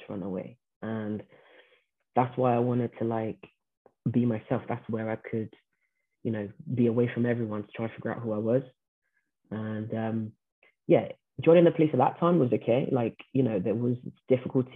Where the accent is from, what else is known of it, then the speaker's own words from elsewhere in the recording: Brazil; first language Portuguese; English is a second language; moved away; I was born in Brazil